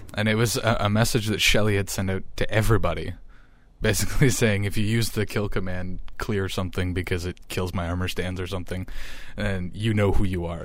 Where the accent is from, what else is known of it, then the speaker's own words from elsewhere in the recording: small town on the shores of Lake Huron, Ontario, Canada; moved away as an adult; now in Ottawa, Canada; the population of my hometown is thirty-five hundred people.